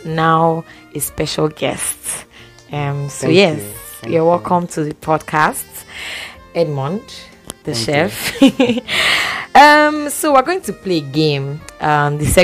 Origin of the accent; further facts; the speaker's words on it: Edo, Nigeria; I'm still an Edo girl.